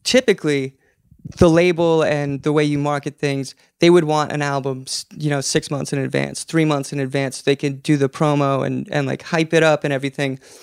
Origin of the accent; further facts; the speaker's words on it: Alaska, United States; now in Portland, United States; We grew up in Alaska, two hours to get groceries